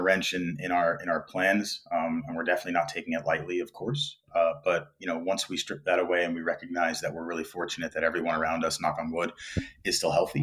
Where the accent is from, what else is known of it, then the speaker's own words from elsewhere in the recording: New York, United States; moved away as an adult; now in South Korea; I was born and raised in New York